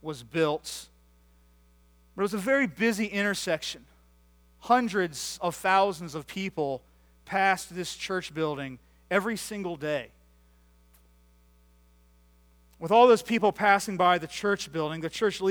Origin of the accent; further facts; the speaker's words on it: United States; I grew up just outside of Washington, D.C., where my dad was a pastor for 36 years